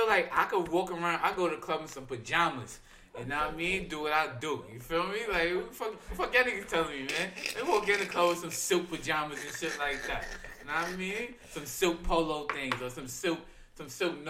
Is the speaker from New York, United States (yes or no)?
yes; New York City, New York, United States; I grew up in Brooklyn